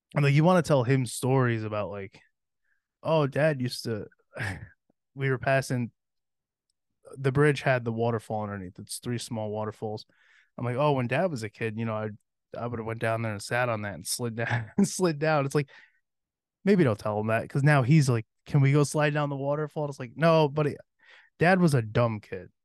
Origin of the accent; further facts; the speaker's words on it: Cohoes, New York, United States; also born or lived in Averill Park (Berg), New York; growing up in Cahoes